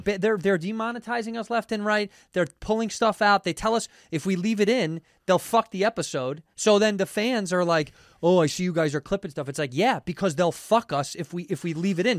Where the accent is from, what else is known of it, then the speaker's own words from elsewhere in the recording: Chicago, Illinois, United States; Chicago, my hometown